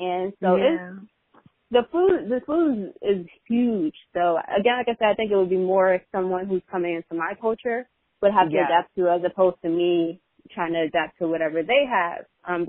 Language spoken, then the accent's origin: English; Nigeria; And as a Nigerian, and if I'm dating somebody who's not Nigerian, I should be trying to do the same with them.